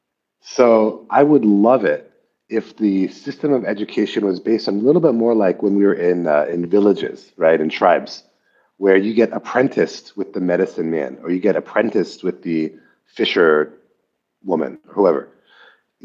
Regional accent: Palo Alto, California, United States; moved away as an adult; also born or lived in Shanghai, China; I grew up in Palo Alto.

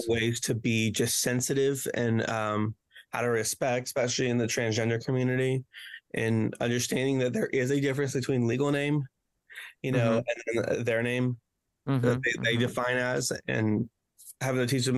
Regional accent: Romania; also born or lived in Memphis, Tennessee; now in Corydon, United States; I'm originally from Romania

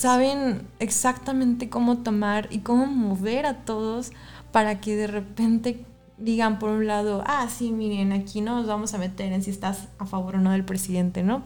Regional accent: Xalapa, Veracruz, Mexico; somos de Jalapa, Veracruz

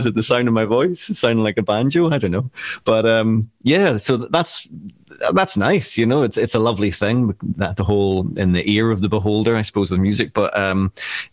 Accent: Northern Ireland, United Kingdom; moved away as an adult; now in Glasgow, United Kingdom; maybe you could tell from my accent. I'm from Northern Ireland, and I've been living in Glasgow over 20 years now

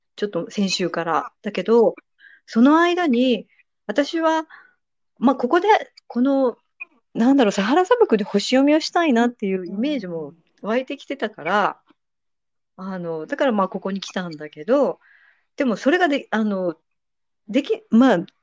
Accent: Nagoya, Aichi, Japan; moved away as an adult; now in Serbia; 私名古屋出身なんですけど

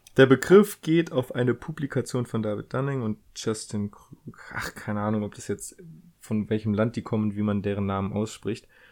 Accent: Germany; wir Deutschen

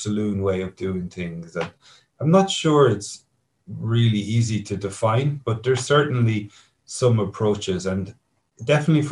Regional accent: Kilkenny, Leinster, Ireland; my hometown here in Kilkenny

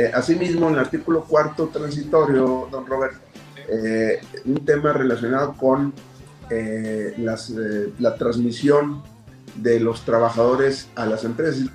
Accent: Mexico; como buenos mexicanos acostumbrábamos

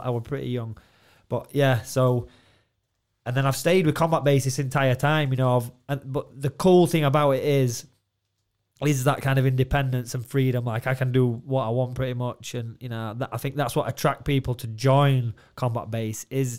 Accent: Doncaster, Yorkshire and the Humber, United Kingdom; I'm from Doncaster

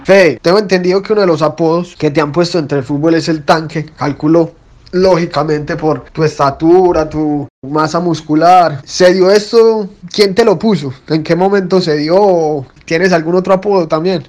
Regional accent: Paisa, Antioquia, Colombia; now in Buenos Aires, Argentina; como buen paisa

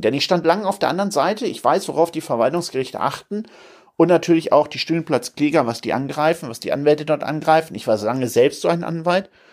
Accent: Hamburg, Germany; Hamburg, meine Heimatstadt

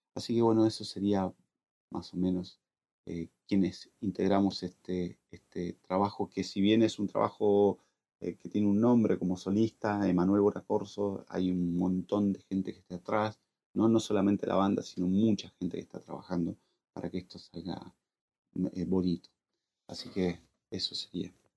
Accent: La Consulta, Mendoza, Argentina; moved away as an adult; now in Buenos Aires, Argentina; Soy mendocino

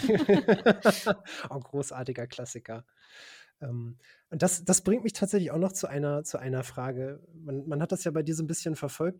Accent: Braunschweig, Lower Saxony, Germany; wir hatten damals auch einen Metal-Schuppen in Braunschweig, wo ich herkomme

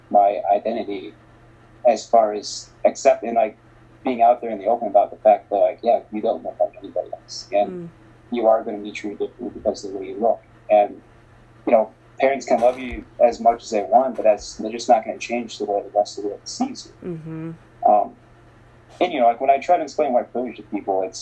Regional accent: Bogotá, Bogotá Capital District, Colombia; born there; I always knew I was adopted. I always knew that I was born in Bogota, Colombia.

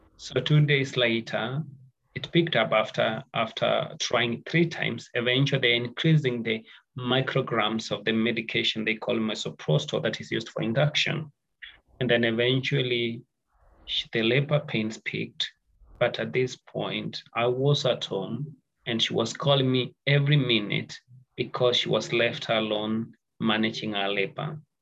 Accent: Nairobi, Kenya; I come from Kenya, Nairobi

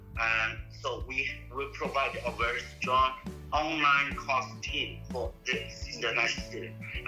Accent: Canada; now in China; I'm from Canada.

